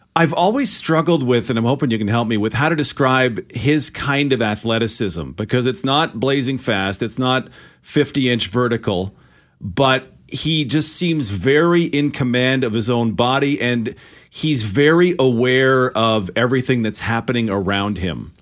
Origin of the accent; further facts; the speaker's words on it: Okotoks, Alberta, Canada; my next door neighbor growing up in Okotoks.